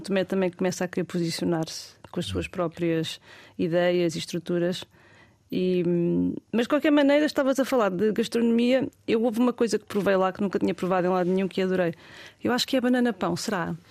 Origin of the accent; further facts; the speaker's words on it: Portugal; senti-me super bem recebida como portuguesa